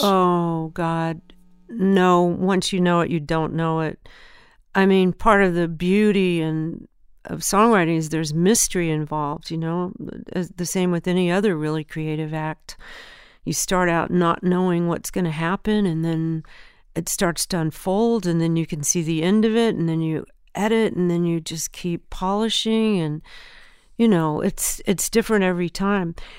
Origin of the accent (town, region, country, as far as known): Southern California, United States; born or raised there; also born or lived in Memphis, Tennessee